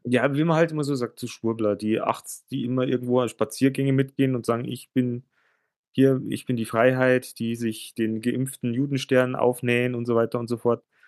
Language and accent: German; Germany; bei uns in Deutschland.